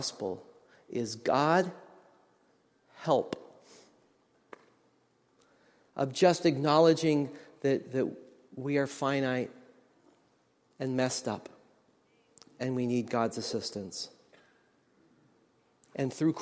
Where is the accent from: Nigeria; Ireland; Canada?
Canada; Nelson, British Columbia; I went to a music college in my hometown of Nelson, British Columbia.